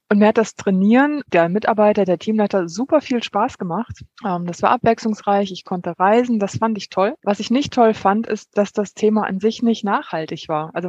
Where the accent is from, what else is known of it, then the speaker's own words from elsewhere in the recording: Kerpen, North Rhine-Westphalia, Germany; moved away as an adult; now in Greece; Also zwischen Kerpen, wo ich aufgewachsen bin, und dann dem Sprung, wo ich nach Griechenland gegangen bin.